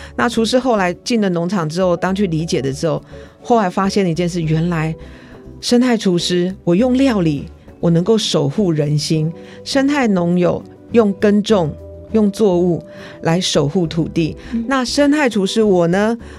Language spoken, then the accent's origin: Chinese; Taiwan; 身为台湾人，我好幸福，但是这个幸福里面有权利义务。